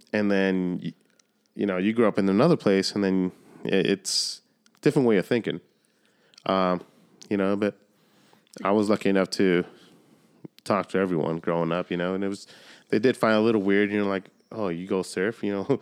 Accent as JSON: {"language": "English", "town": "Solana Beach", "region": "California", "country": "United States", "tie": "born or raised there", "said": "I grew up in Solana Beach"}